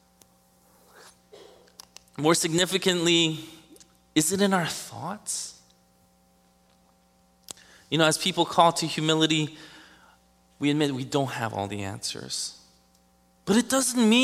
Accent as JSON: {"language": "English", "town": "New York City", "region": "New York", "country": "United States", "tie": "born or raised there", "said": "Growing up in Queens, Elmhurst, went through Jackson Heights, Woodhaven"}